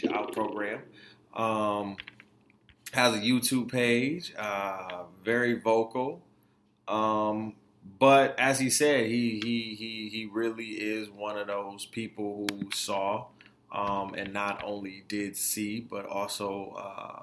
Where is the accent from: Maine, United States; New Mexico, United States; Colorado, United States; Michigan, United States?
Michigan, United States; Detroit; also born or lived in Florida; 85% to 90% of me being raised was in Detroit